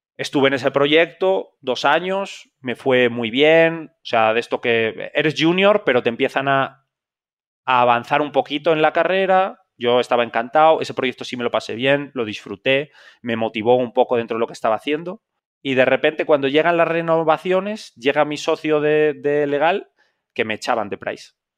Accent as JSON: {"language": "Spanish", "town": "Zamora", "region": "Castile and León", "country": "Spain", "tie": "born or raised there", "also_born_or_lived": "Madrid", "accent": "español", "moved": "as an adult", "said": "yo soy un, un español de una ciudad muy pequeña de España que se llama Zamora"}